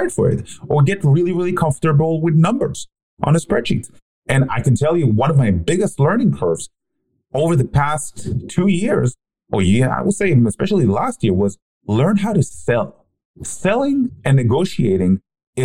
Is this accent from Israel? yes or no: yes; Israel; I grew up in Israel